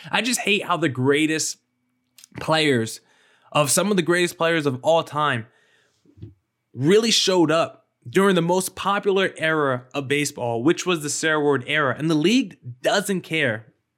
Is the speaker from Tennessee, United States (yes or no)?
no; New Jersey, United States; now in Arizona, United States; I grew up in New Jersey